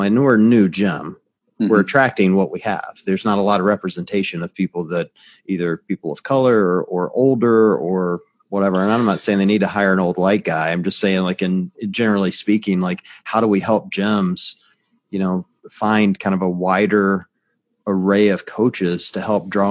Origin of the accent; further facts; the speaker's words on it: Deep South, United States; I was raised in the Deep South, you know, by very religious parents